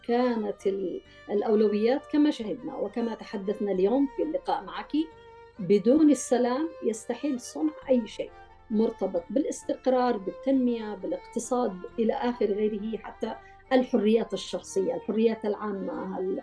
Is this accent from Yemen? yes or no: yes; Yemen; نحن كمجتمع يمني